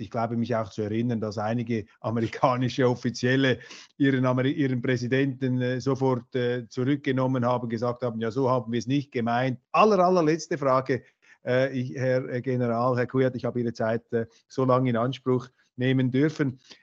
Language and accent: German; Switzerland; Ich bin ja Schweizer